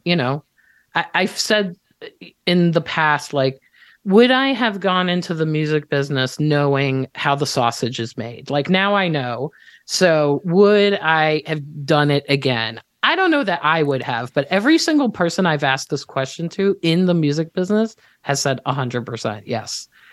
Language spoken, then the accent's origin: English; Israel; moved away; I'm Israeli. I was born and raised in Israel.